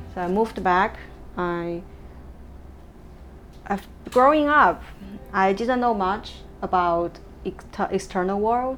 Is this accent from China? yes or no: yes; southern China, China; English is a second language; moved away as an adult; also born or lived in Beijing; now in Hong Kong; or I wasn't a city girl growing up. My hometown is a tier 5 small city in the inland of China, but in the south China, southern China.